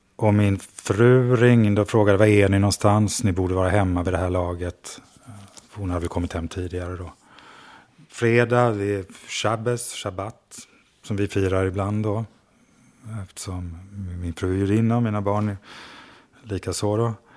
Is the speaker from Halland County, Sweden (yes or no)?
yes; Skogstorp, Halland County, Sweden; moved away; Jag kommer från Skogstorp utanför Falkenberg